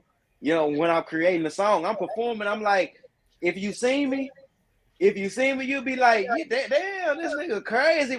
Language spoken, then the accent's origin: English; Dallas, Texas, United States; I'm a Texan. You know what I mean? I'm a Dallas Texan